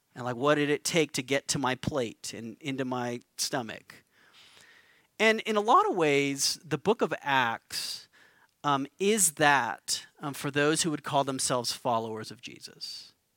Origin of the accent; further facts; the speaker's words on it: Albuquerque, New Mexico, United States; moved away; I'm from Albuquerque, grew up here, moved back to, to begin the work of planting Mosaic Church